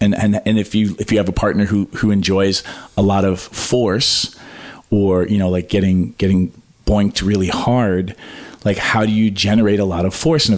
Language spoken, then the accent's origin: English; Pelham, New Hampshire, United States; moved away; also born or lived in Manhattan; I grew up in New Hampshire.